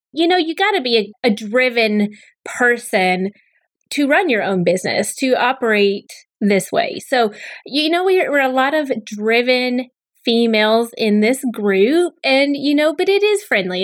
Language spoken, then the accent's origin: English; Southern Kentucky / Nashville, United States; it'd be depending if I tell you I'm from Nashville or if I from Kentucky